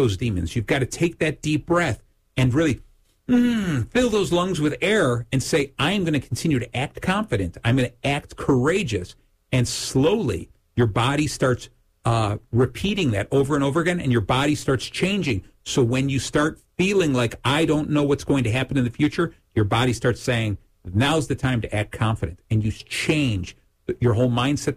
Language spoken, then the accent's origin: English; Lake Zurich, Illinois, United States; in Lake Zurich, my hometown, we do an event